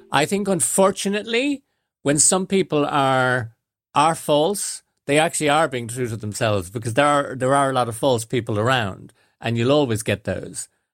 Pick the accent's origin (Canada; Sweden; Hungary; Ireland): Ireland; born or raised there; also born or lived in London / Coventry